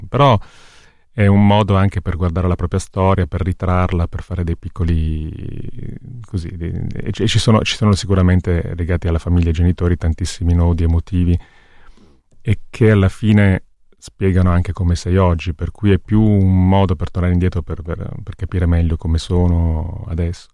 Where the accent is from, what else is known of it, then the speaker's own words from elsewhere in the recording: Corsico, Lombardy, Italy; moved away as an adult; also born or lived in Milan / Campania (family); now in Paris, France; siamo arrivati dalla, dalla Campania, io sono nato a Milano, ma, e quindi io arrivavo a Milano, e vivevamo in periferia a Corsico